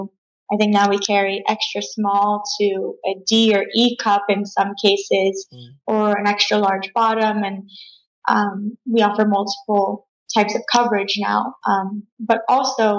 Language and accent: English; South Florida, United States; I grew up here in South Florida